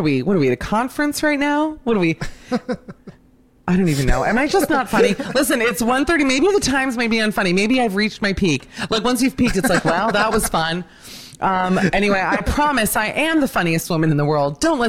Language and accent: English; Miami, Florida, United States; growing up in Miami